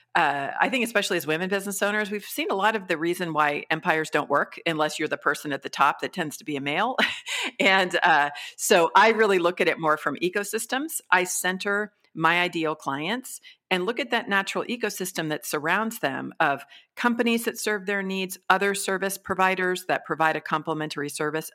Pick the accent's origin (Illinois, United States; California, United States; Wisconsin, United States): California, United States; also born or lived in Mexico / Colombia; I'm from California originally